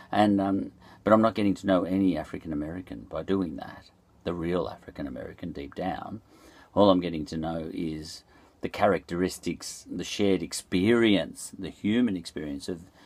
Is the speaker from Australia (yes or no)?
yes; Australia; I'm an Australian